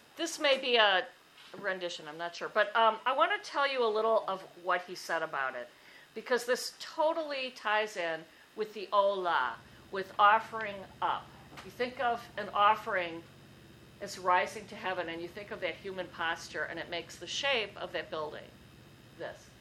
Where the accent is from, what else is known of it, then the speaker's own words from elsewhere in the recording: Milwaukee, Wisconsin, United States; I grew up on in Milwaukee along Lake Michigan